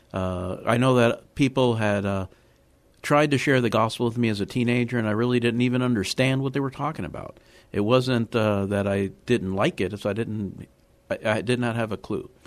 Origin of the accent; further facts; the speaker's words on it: Miami, Florida, United States; moved away as an adult; also born or lived in Havana, Cuba / Chicago / New Orleans / Maryland; now in San Antonio, United States; I do remember growing up in Miami. I grew up in the inner city